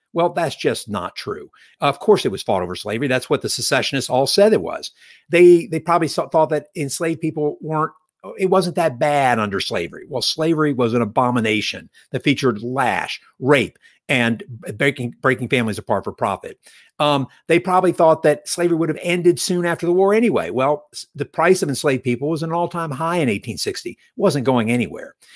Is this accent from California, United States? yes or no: no; Alexandria, Virginia, United States; my childhood in Alexandria, Virginia